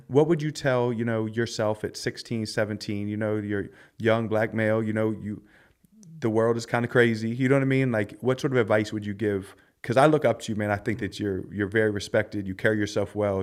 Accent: Philadelphia, Pennsylvania, United States; I grew up in Philly

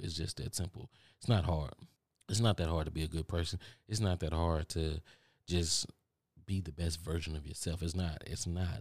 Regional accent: Texas, United States; accent: country; some of y'all telling me that I got a country accent and I don't hear it because I'm from Texas

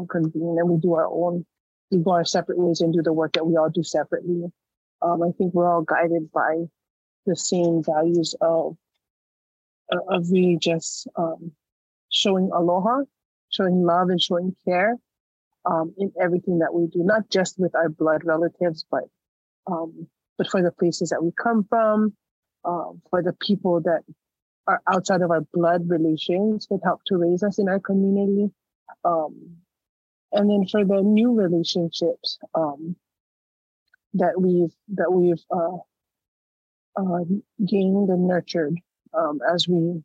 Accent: Waimanalo, Hawaii, United States; I was born and raised in a small town on the southeast side of the island of Oahu in Hawaii, in a town called Waimanalo

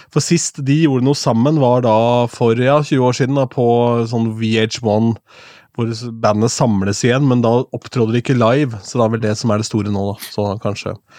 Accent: Askim, Østfold, Norway; hjemme i Askim

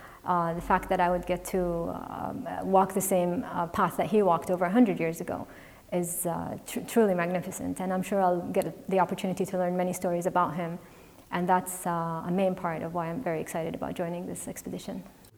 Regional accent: Saudi Arabia; I grew up in Saudi Arabia with a very unique last name.

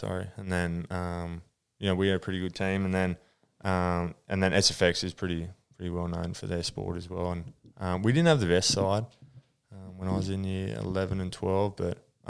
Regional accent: Newcastle, New South Wales, Australia; also born or lived in North Sydney / Maitland / Picnic Point, Sydney; And then we moved back into the Hunter, or Newcastle, when I was about 8. So from, you know, about 20 years now, I've been in Newcastle

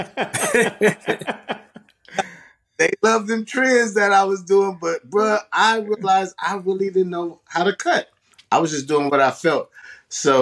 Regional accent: Sacramento, California, United States; I'm a person born out here in Sacramento, and I've been born and raised out here

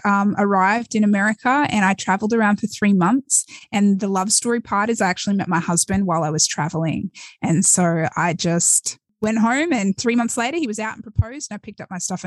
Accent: Australia; moved away as an adult; now in United States; I was born and raised in Australia

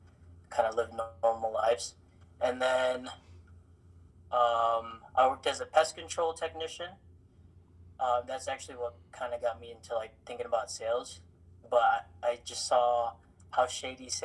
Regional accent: Chicago, Illinois, United States; also born or lived in Philippines; I was born in the Philippines. I lived there till I was 7. Then we moved out to Chicago

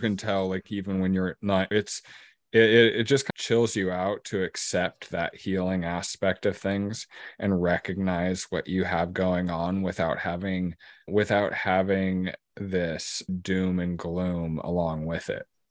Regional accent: Lincoln City, Oregon, United States; I grew up in Lincoln City, and I live just outside of there now.

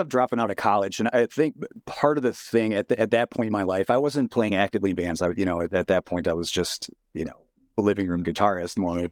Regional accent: Rhinelander, Wisconsin, United States; Growing up in Rhinelander

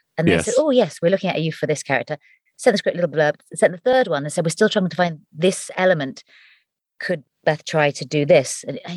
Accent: Hampshire, South East England, United Kingdom; also born or lived in Surrey; I was born in Surrey and then moved to Hampshire

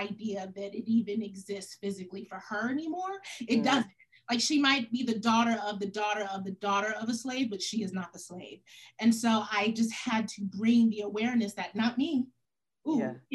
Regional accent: United States; I'm Senegalese by way of my dad's Senegalese, but I was, you know, American born

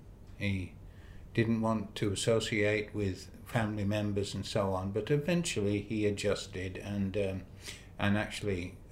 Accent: Barry, Wales, United Kingdom; also born or lived in Newport / Blackpool; now in Australia; I was born in Wales.

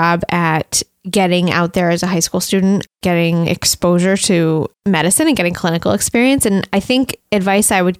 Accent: United States; also born or lived in Canada; as an American, I was super excited about going to McGill

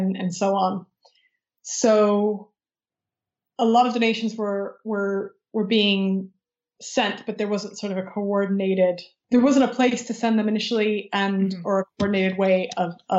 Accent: Michigan, United States; moved away; my home state of Michigan

